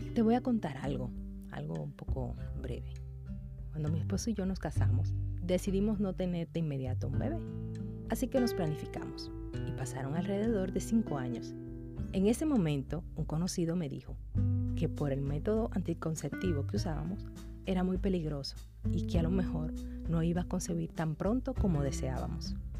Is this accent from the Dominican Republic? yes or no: yes; Dominican Republic